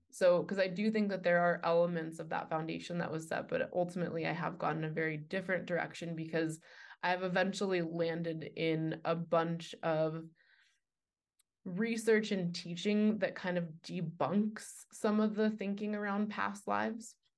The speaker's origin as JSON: {"language": "English", "town": "New York City", "region": "New York", "country": "United States", "tie": "born or raised there", "also_born_or_lived": "Boulder, Colorado", "moved": "yes", "said": "I was raised, uh, Jewish in New York City"}